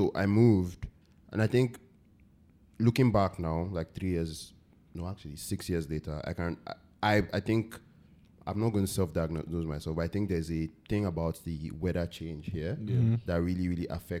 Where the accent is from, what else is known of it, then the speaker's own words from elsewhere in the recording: Nigeria; moved away as an adult; up until I moved away from Nigeria